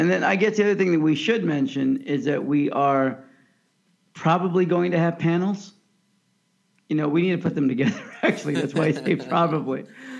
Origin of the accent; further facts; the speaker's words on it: United States; I'm American.